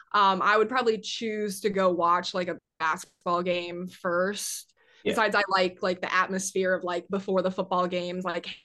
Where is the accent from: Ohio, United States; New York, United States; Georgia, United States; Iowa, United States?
Iowa, United States; moved away; growing up in Iowa and going to like Hawkeye games